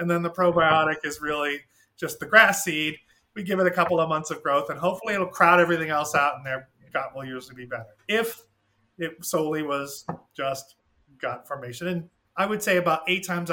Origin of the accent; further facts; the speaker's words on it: Maine, United States; moved away as an adult; I'm from Maine, where I never saw a thyroid problem because we live right by the sea